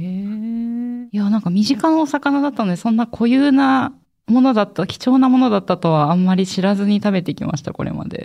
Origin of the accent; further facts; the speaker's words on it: Kagoshima, Japan; 私はあの、鹿児島の出身